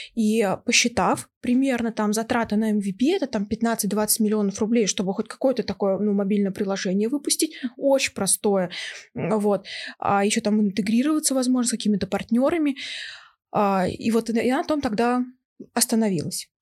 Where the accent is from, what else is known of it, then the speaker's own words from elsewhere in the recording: Novosibirsk, Novosibirsk Oblast, Russia; now in Moscow, Russia; я родом из Новосибирска, мои родители живут там